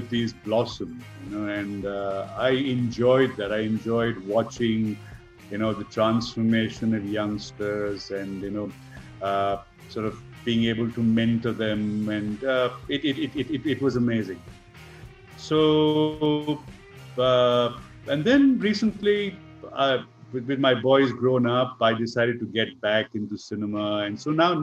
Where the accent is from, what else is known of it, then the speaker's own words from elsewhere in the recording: Kolkata, West Bengal, India; also born or lived in London; I grew up in Calcutta, which is probably the best place to grow up in the country